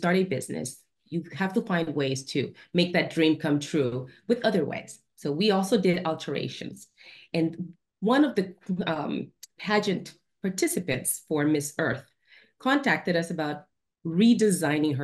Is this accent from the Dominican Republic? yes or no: yes; Dominican Republic; now in Washington, DC, United States; I'm from Dominican Republic. It's hot there, you know, the tropics.